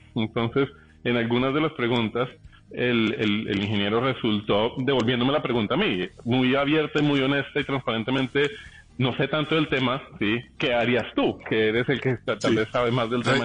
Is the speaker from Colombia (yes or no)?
yes; Colombia; somos colombianos